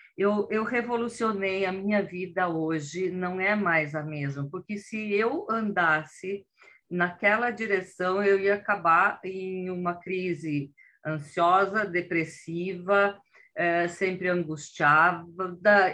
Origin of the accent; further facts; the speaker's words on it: Brazil; moved away as an adult; now in Italy; quando eu tinha 44 anos, eu fiz uma grande mudança, que eu saí do Brasil e vim parar na Itália